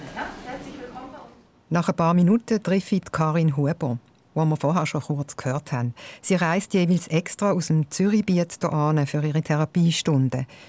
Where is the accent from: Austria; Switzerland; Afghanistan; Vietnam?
Switzerland; bei uns in der Schweiz